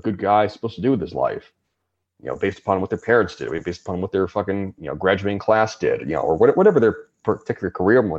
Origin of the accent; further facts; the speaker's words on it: Southern California, United States; where I grew up in the United States, in California, Southern California